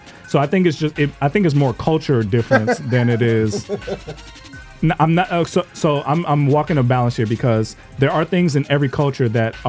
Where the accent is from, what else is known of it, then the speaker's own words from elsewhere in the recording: South Florida, United States; my family's from Jamaica. I grew up in South Florida.